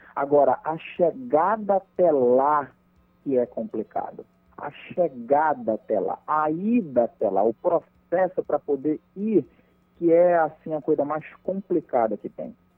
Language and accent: Portuguese; Marituba, Pará, Brazil; now in Bragança, Brazil; na cidade de Marituba, que onde eu nasci, me criei, minha família toda está aqui